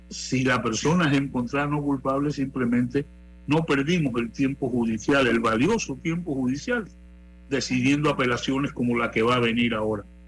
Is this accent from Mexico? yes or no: no; Panama; nosotros como panameños